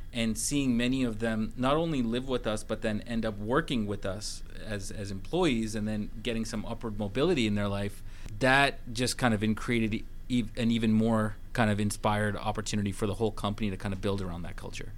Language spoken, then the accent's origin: English; Vancouver, British Columbia, Canada; moved away as an adult; now in Atlanta, United States; I'm originally from Vancouver, Canada, and I came here during a, a kind of economic recession in 2011